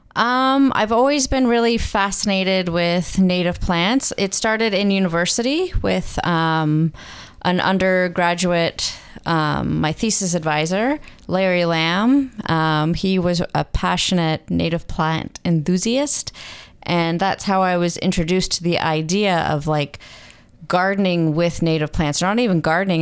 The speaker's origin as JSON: {"language": "English", "town": "Mississauga", "region": "Ontario", "country": "Canada", "tie": "born or raised there", "also_born_or_lived": "Waterloo", "moved": "as an adult", "lives_now": "Muskoka, Canada", "said": "I grew up in Mississauga"}